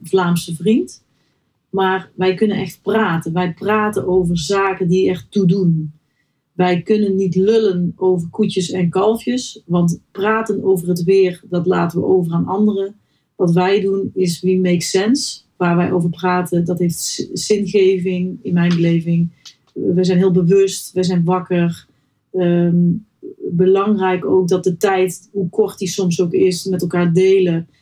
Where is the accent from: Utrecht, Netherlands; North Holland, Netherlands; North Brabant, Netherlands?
North Brabant, Netherlands; moved away as an adult; now in Helmond, Netherlands; Ik ben geboren in West-Brabant